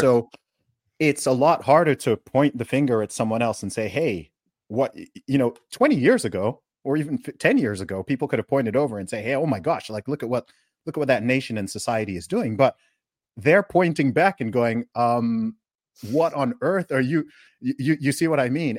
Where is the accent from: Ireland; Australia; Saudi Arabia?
Saudi Arabia; also born or lived in United Kingdom; now in Dubai, United Arab Emirates; I grew up in Saudi Arabia